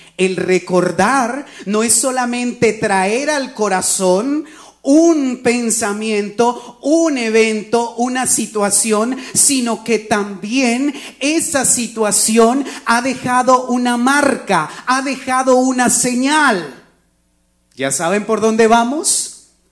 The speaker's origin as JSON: {"language": "Spanish", "country": "Colombia", "moved": "yes", "said": "Cuando yo trabajaba en mi país, en Colombia"}